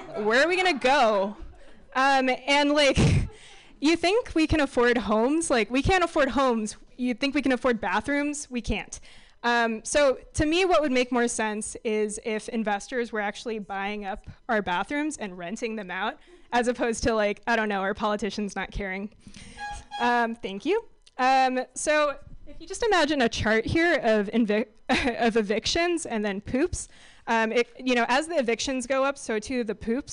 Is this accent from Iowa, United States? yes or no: no; San Francisco, California, United States; So I grew up in San Francisco